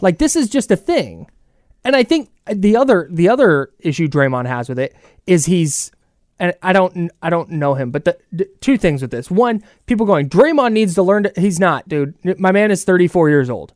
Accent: Bay Area, California, United States; I grew up in the Bay Area

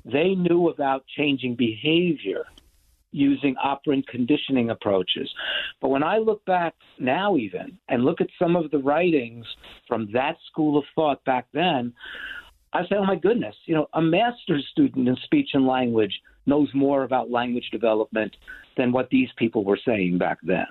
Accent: New York City, New York, United States; I was a kid growing up in New York City

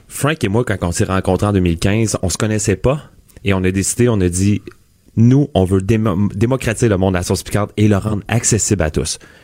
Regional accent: Quebec, Canada; On est des Québécois, euh, notre usine est ici à Québec

